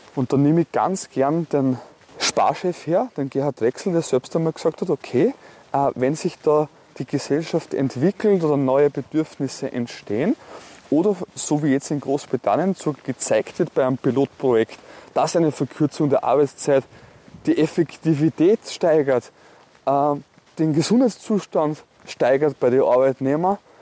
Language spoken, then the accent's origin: German; Neumarkt am Wallersee, Salzburg, Austria; Ich bin am Land, da in Neumarkt groß geworden